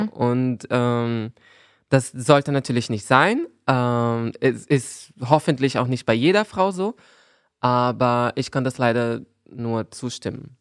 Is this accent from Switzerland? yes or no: no; Brazil; German is a second language; now in Berlin, Germany; als Brasilianerin